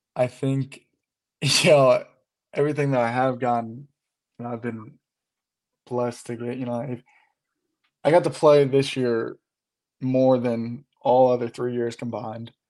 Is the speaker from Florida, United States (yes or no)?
no; Louisville, Kentucky, United States; I'm from Louisville